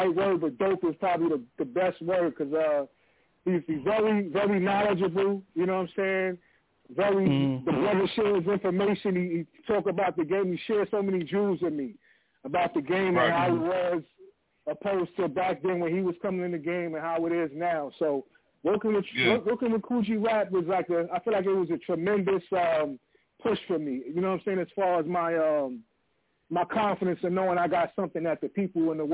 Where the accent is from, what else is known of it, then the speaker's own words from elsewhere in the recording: New York City, New York, United States; growing up in Queens, we used to have Park Jams in the neighborhood